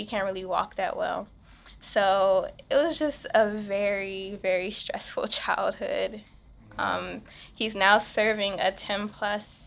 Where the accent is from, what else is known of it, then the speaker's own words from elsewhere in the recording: Washington, District of Columbia, United States; I'm a DC native. Lived here my whole entire life.